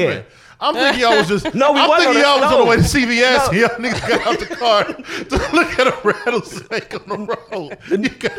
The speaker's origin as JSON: {"language": "English", "town": "East Cleveland", "region": "Ohio", "country": "United States", "tie": "born or raised there", "said": "We grew up in East Cleveland, Ohio."}